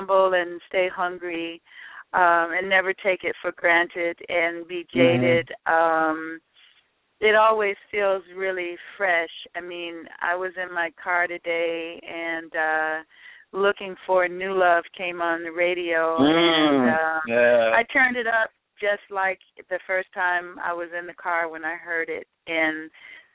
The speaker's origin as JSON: {"language": "English", "town": "Chicago", "region": "Illinois", "country": "United States", "said": "I'm a girl from Chicago"}